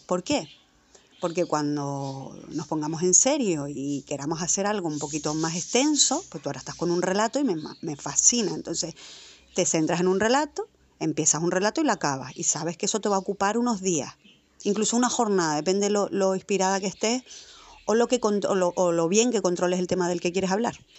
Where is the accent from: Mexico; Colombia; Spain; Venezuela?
Spain; Tenerife, Canary Islands; moved away as an adult; now in Madrid, Spain; yo soy de Tenerife, me crié allí